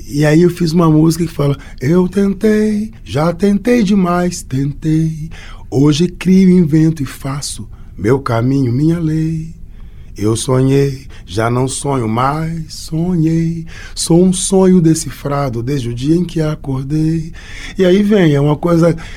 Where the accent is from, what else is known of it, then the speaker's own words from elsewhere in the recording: Belo Horizonte, Minas Gerais, Brazil; Eu sou nascido e criado em Belo Horizonte